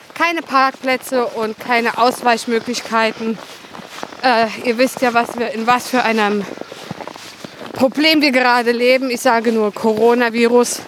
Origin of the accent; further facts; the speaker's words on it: Westerwald, Germany; Ich liebe meine Heimat